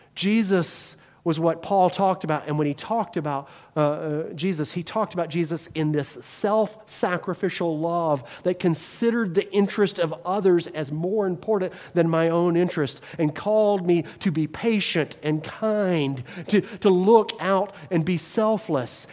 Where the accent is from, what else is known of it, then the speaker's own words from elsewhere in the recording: the South, United States; now in Wisconsin, United States; as a Southerner